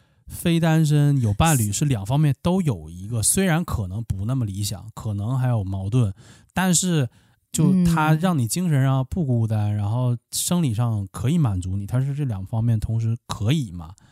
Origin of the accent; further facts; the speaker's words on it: Liaoning, China; 那我就我是辽宁的，哎，我就找辽宁的陪玩